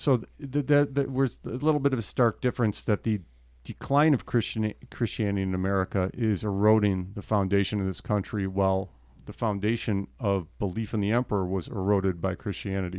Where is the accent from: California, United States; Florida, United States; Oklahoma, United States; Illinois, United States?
Illinois, United States; Chicago; moved away as an adult; now in Wyoming, United States; I'm from Chicago